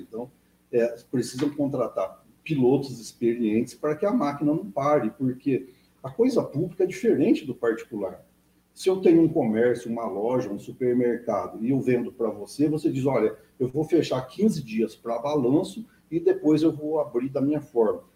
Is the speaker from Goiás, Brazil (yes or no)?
no; Minas Gerais, Brazil; now in Itatinga, Brazil; sou mineiro, né? Eu estou em Catinga há 30 e poucos anos, mas eu ainda tenho as minhas raízes, Sim. a minha família lá.